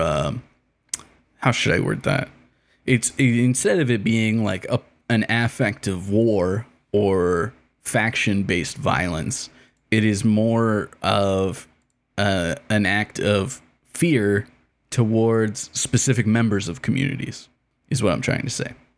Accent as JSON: {"language": "English", "country": "Canada", "said": "as a Canadian"}